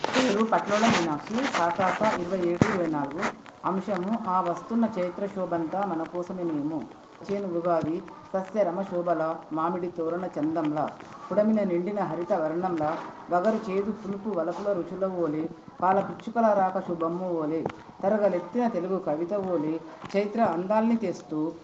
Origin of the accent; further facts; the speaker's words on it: Sadashivpet, Telangana, India; జిల్లా సంగారెడ్డి ఊరు సదాశివపేట